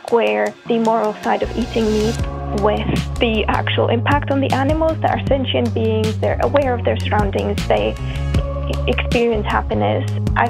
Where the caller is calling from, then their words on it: Scotland, United Kingdom; I'm calling from Scotland.